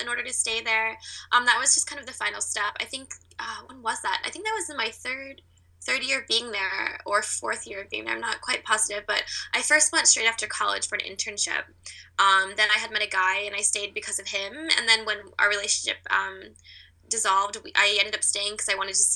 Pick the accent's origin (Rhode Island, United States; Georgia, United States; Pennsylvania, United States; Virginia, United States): Virginia, United States; Chantilly; moved away as an adult; also born or lived in South Korea / upstate New York; now in Berlin, Germany; I was born in South Korea, but I was adopted at 4 months old and grew up in Chantilly, Virginia